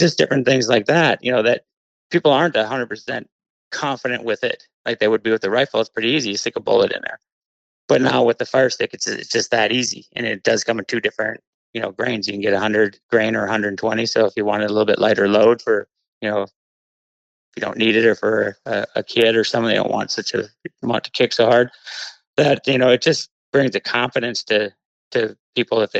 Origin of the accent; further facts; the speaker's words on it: Columbia Heights, Minnesota, United States; growing up in Minnesota, I mean, I lived in Columbia Heights